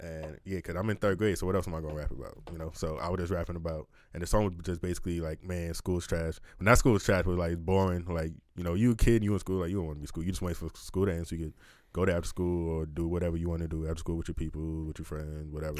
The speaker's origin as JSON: {"language": "English", "town": "New York City", "region": "New York", "country": "United States", "tie": "born or raised there", "also_born_or_lived": "Long Island", "moved": "as an adult", "lives_now": "Kansas City, United States", "said": "Born and raised, yeah, yeah. Born and raised in New York. Like I was born, literally born in Far Rockaway."}